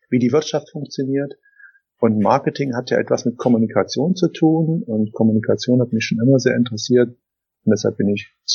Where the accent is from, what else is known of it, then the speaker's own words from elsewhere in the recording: Germany; ich bin ja ein Kind der Wende und es war damals so, dass, dass wir ähm, ja in eine völlig neue Gesellschaft gekommen sind.